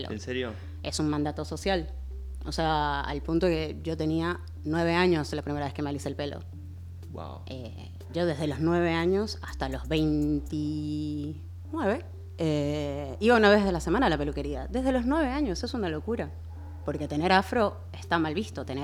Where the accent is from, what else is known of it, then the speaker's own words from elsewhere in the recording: Venezuela; A ver, a mí me, pasa algo que también por mucho tiempo, siendo venezolana, eh, como que el, tema de mi bagaje negro no lo tenía muy cercano.